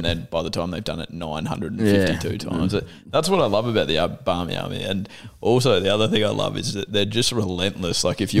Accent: Australia; Like, I'm a Australian. I like seeing the Australian cricket team do well.

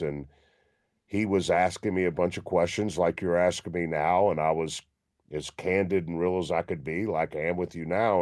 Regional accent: Memphis, Tennessee, United States; I grew up in Memphis

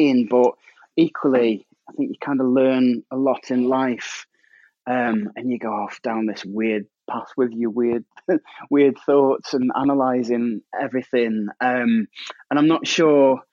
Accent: Staffordshire, West Midlands, United Kingdom; I'm from Staffordshire and we have a funny, unique school system

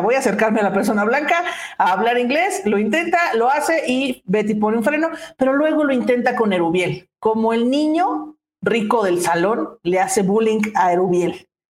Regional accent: Mexico; como los mexicanos mismos que decimos

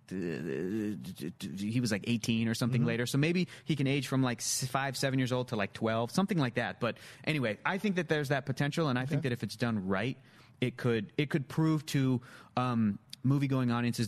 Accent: San Diego, California, United States; When I was a kid growing up in San Diego, we had access to like Mexican TV channels

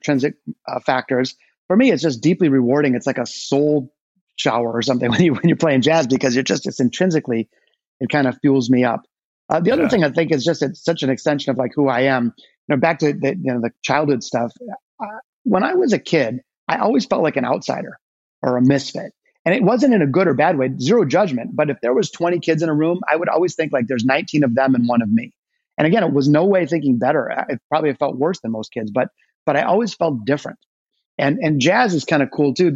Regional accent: Detroit, Michigan, United States; There is a deep, deep connection for me and my hometown of Detroit. I was born in the city, not the suburbs, as were both my parents and my grandparents

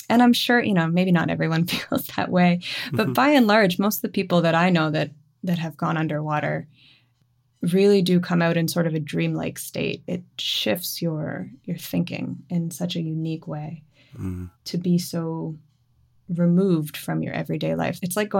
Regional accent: Moncton, New Brunswick, Canada; My family is in Moncton. So we grew up in and around Moncton, and I've spent loads of time in St. John.

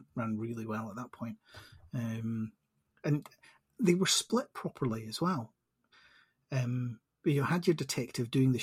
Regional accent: Edinburgh, Scotland, United Kingdom; born and bred in Edinburgh, but I went to Edinburgh University

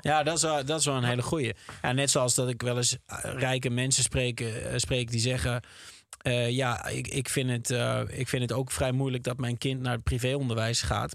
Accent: Twente, Overijssel, Netherlands; ik zelf uit Twente kwam

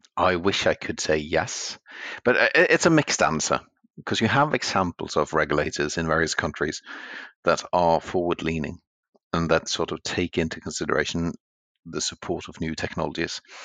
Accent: Norway; since I'm from Norway

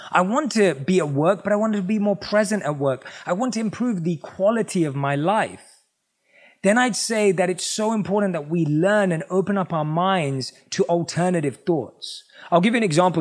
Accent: London, United Kingdom; growing up in England, obviously, I was born and raised in London.

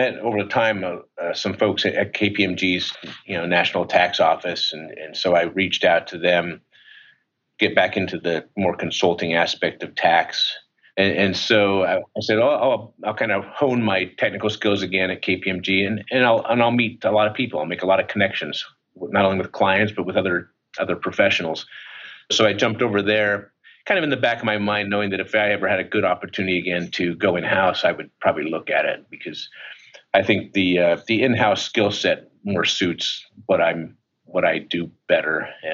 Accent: Utah, United States; moved away as an adult; I'm from Utah

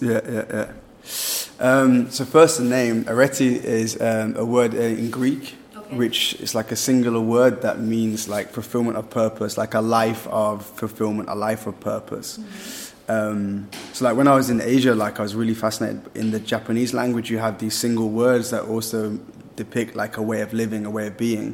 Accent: Birmingham, West Midlands, United Kingdom; moved away as an adult; also born or lived in Vietnam; I'm British, yeah, England, Birmingham

